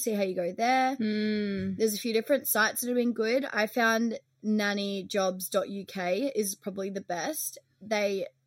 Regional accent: Australia; moved away as an adult; now in London, United Kingdom; we are Australian

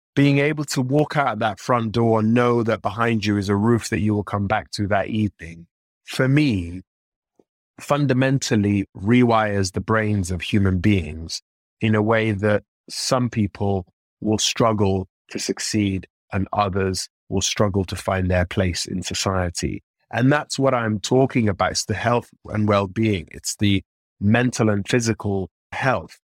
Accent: London, United Kingdom; growing up in Northwest London in the sort of mid to late nineties

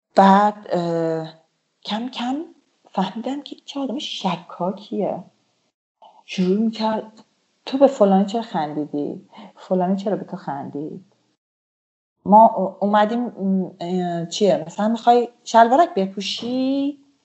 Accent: Iran; moved away as an adult; now in Turkey

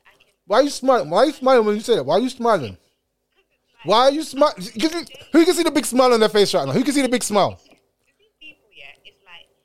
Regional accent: Jamaica; I come from Jamaica

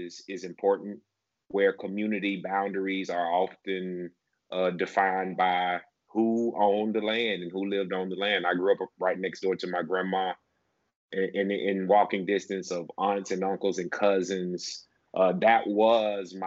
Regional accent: Shannon, Mississippi, United States; I grew up in the town of Shannon, which is about maybe 15, 20 minutes south of Tupelo

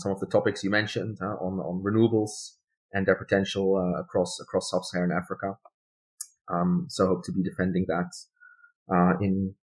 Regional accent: Netherlands; first language Dutch; English is a second language; I was born and raised in the Netherlands. So the language I'm best at is Dutch. But my family have a German background. So like German migration background. I'm also fluent in German.

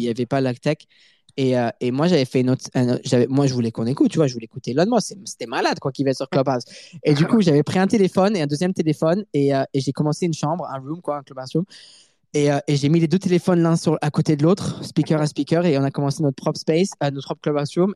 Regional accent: Montreal, Quebec, Canada; first language French; also born or lived in Paris, France; je suis né à Paris et j'ai habité à Paris jusqu'en 2003. Ensuite, ma famille a déménagé à Montréal, au Canada

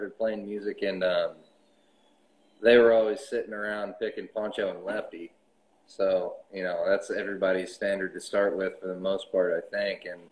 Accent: Knoxville, Tennessee, United States; now in Costa Mesa, United States; I'm living in Costa Mesa, as it turns out now. But I was born and raised in Knoxville, Tennessee, Halls County

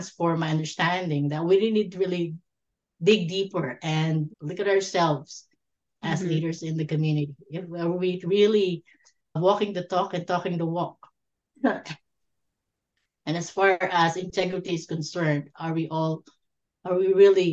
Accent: Philippines; moved away as an adult; now in Canada; I was born and raised in the Philippines

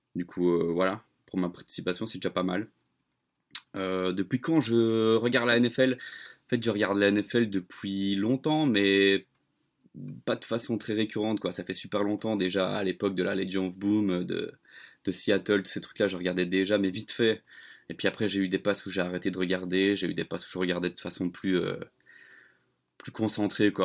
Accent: Belgium; je suis belge, je suis le belge de l'équipe

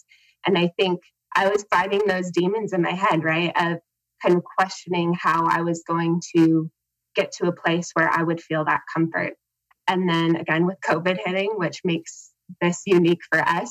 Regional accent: Helena, Montana, United States; I am from Helena, Montana

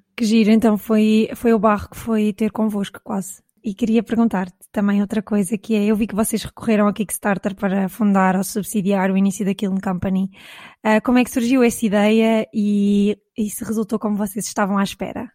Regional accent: Caldas da Rainha, Leiria District, Portugal; eu sou da zona das Caldas da Rainha

